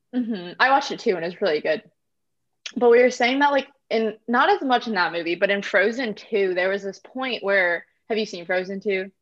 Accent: Indiana, United States; moved away as an adult; now in Florida, United States; I'm originally from Indiana near Chicago

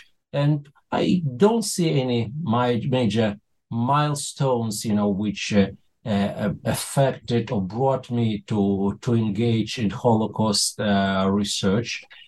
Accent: Moscow, Russia; moved away as an adult; now in Israel; I was born in the Soviet Union of blessed memory. Many years ago, I grew up in Moscow. As usual, Soviet Jewish child, pretty much detached from his Jewish roots.

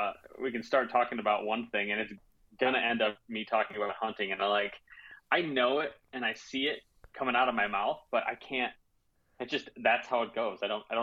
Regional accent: Grand Rapids, Michigan, United States; also born or lived in Illinois / New Jersey; I was born in Michigan. My dad's a pastor, so we moved a bit as a kid. I spent some time in Illinois and in New Jersey growing up, but then moved back to Michigan, grew up here in the west side, just outside of Grand Rapids.

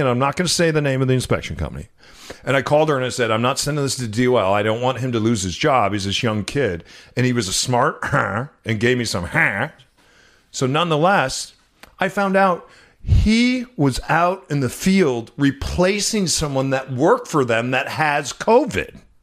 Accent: Midwest, United States; it's so cold and there's so much snow 'cause I grew up in those places

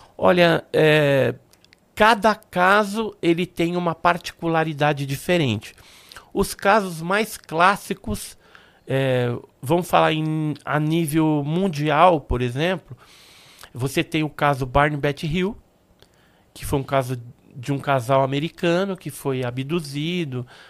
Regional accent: Santos, São Paulo, Brazil; also born or lived in Guarujá; nasci em Santos, né? Mas a gente morava naquela época no bairro do Santo Antônio.

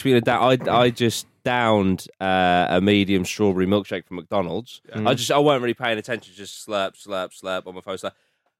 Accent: Bradwell, East of England, United Kingdom; I'm originally from Bradwell, which is a little village.

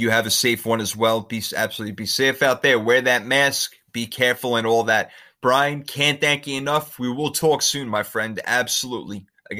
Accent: United States; moved away; I would love for the 49ers to go back to my hometown in New York / New Jersey

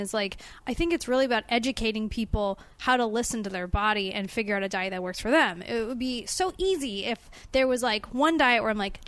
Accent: Los Angeles, California, United States; I am from Los Angeles. I grew up here.

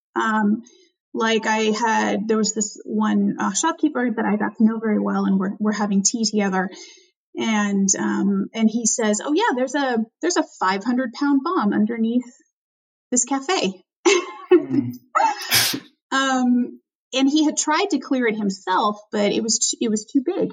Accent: Albany, California, United States; my hometown, Albany, California

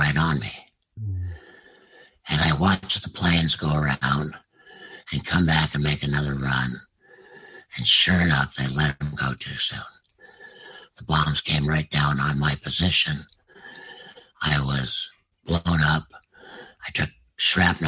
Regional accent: United States; as an American

